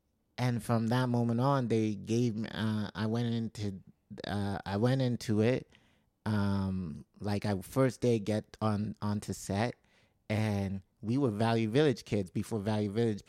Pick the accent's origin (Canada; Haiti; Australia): Canada; Calgary, Alberta; where we grew up in Calgary, it was just a little hot. Like there's a part where we grew up in government housing